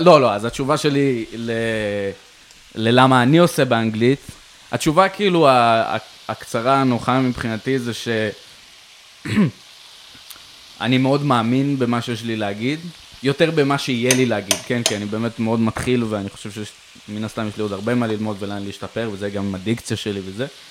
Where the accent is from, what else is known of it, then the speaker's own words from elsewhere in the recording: Jerusalem, Jerusalem District, Israel; now in Tel Aviv, Israel; אני ירושלמי במקור